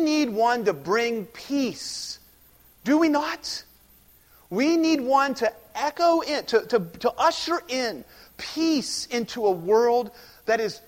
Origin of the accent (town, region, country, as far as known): United States